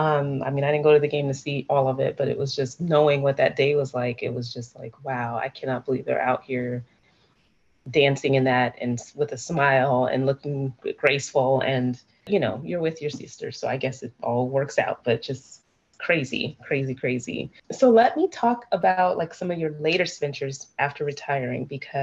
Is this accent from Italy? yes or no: no; Seattle, Washington, United States; I'm from Seattle